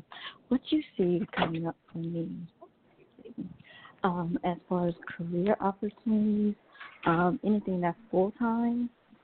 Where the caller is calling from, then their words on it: Georgia, United States; Hello, Reverend Jay. … from Georgia.